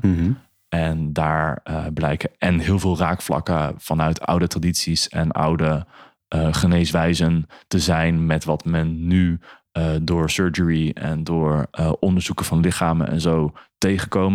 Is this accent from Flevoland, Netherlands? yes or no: yes; Emmeloord, Flevoland, Netherlands; moved away as an adult; now in Zwolle, Netherlands; ik ben opgegroeid in Emmeloord